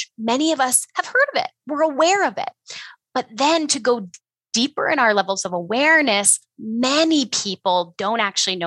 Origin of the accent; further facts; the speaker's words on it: Ontario, Canada; moved away as an adult; now in Alberta, Canada; I am, you know, a Canadian. I grew up in Ontario though, and I moved out west to Alberta about 10 years ago